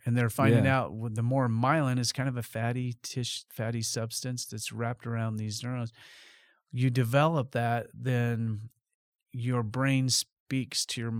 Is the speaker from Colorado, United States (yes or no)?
yes; Colorado, United States; because we're from Colorado.